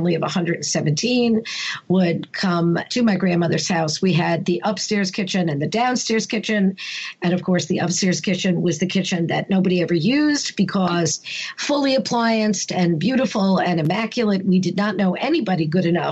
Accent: New York City, New York, United States; also born or lived in England; now in Connecticut, United States; I grew up in Brooklyn on Ocean Avenue in Sheepshead Bay, and I was born in 1957.

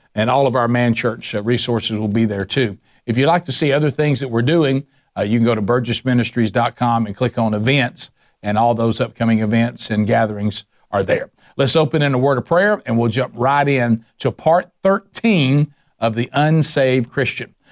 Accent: the Bible Belt, United States; I grew up in the Bible Belt

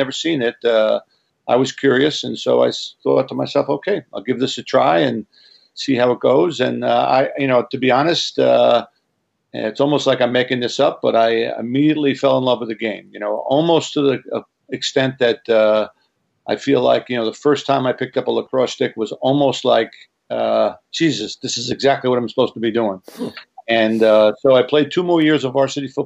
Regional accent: Long Island, New York, United States; I grew up in New York, on Long Island

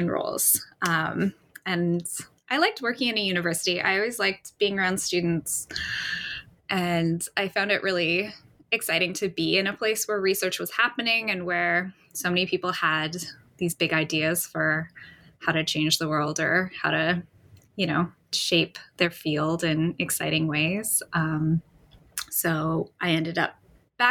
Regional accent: Vancouver, British Columbia, Canada; also born or lived in Victoria; But I was born and raised in Vancouver.

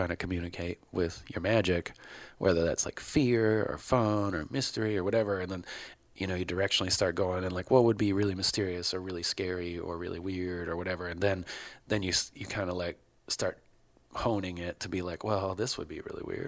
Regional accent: Baltimore, Maryland, United States; I grew up in Baltimore

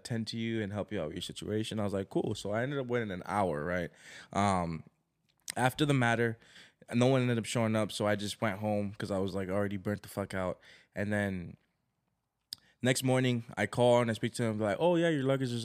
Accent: Los Angeles, California, United States; We're like

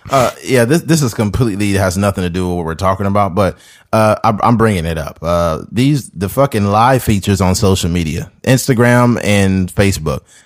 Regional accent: Bakersfield, California, United States; I'm from Bakersfield.

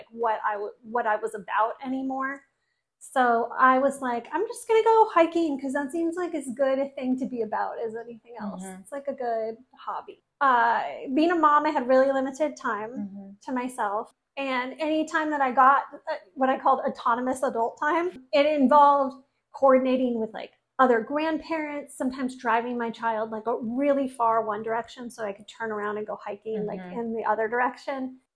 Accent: Oregon coast, United States; I grew up on the Oregon coast

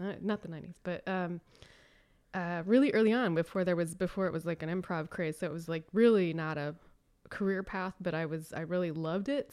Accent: Raleigh, North Carolina, United States; moved away; also born or lived in Chicago; I am from Raleigh, North Carolina

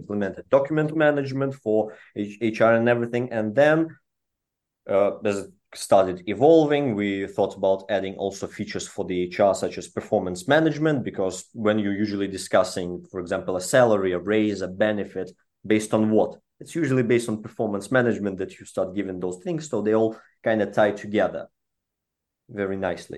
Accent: Belarus; moved away; I'm from Eastern European region. That's where our, all of our founding team comes from, uh, originally from Belarus.

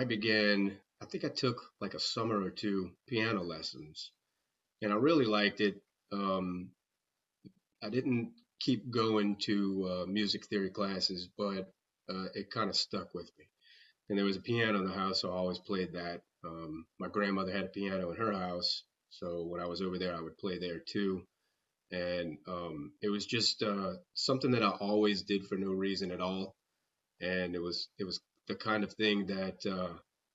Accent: River Ridge, Louisiana, United States; I was born in River Ridge

